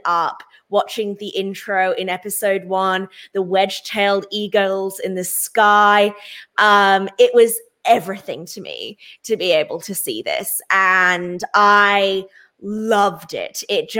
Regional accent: Australia; also born or lived in England; now in Melbourne, Australia; I emigrated from England when I was 5 years old. True wild Thornbury's upbringing. We lived in a caravan traveling around Australia bird watching.

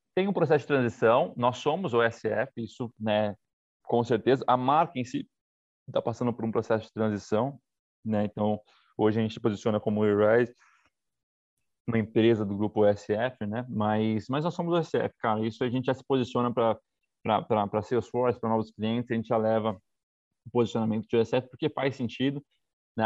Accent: São Paulo, Brazil; a gente é do fundo da Zona Leste.

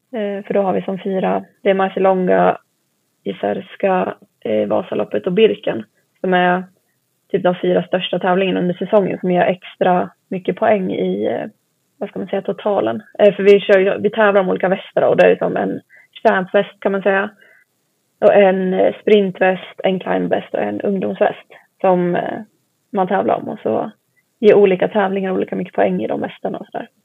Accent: Mantorp, Östergötland, Sweden; jag är uppväxt i Mantorp heter det, så det ligger i Östergötland

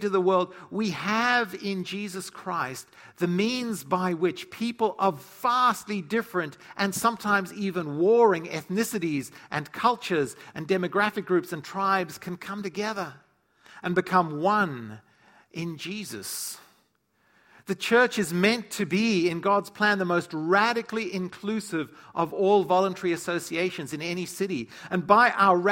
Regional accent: South Africa; moved away; I grew up in South Africa

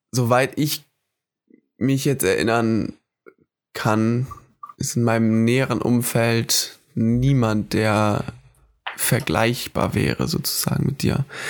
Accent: Hamburg, Germany; moved away as an adult; also born or lived in Föhr, Schleswig-Holstein / Oldenburg, Lower Saxony; ich bin in Hamburg geboren tatsächlich und habe auch eine, eine, enge Verbundenheit zu dieser Stadt. Hab da gelebt, bis ich zwölf war ungefähr

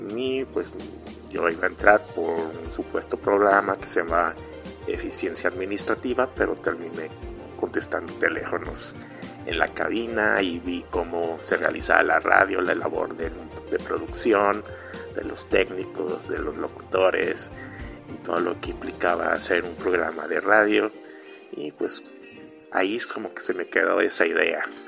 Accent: Mexico; soy mexicano, tengo 39 años

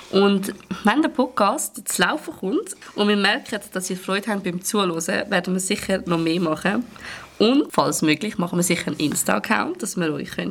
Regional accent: Zurich, Switzerland; ich komme aus Zürich.

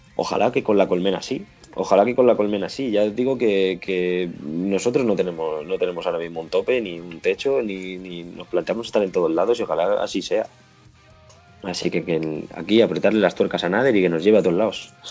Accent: Móstoles, Community of Madrid, Spain; somos de Móstoles, ¿vale? La gran mayoría de nosotros

